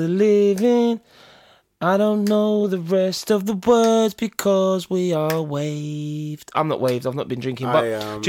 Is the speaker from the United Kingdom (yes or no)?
yes; England, United Kingdom; Because I'm English